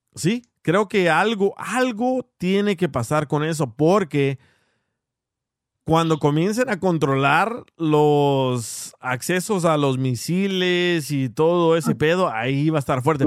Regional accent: El Salvador; yo soy salvadoreño.

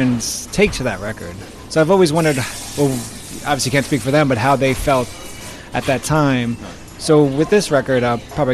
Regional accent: New York City, New York, United States; as a kid growing up in Washington Heights

